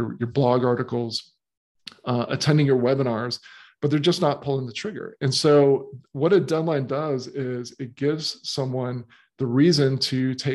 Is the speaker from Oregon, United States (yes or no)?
no; Florida, United States; moved away as an adult; also born or lived in Miami / St. Augustine; now in Australia; when I was growing up in Florida, I moved from Miami to St. Augustine